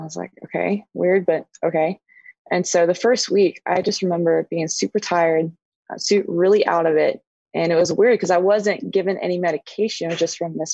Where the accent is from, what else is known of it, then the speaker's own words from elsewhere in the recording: New Braunfels, Texas, United States; first language Spanish; English is a second language; also born or lived in Rota, Spain; I grew up in New Braunfels, Texas, was in a small town, now not so much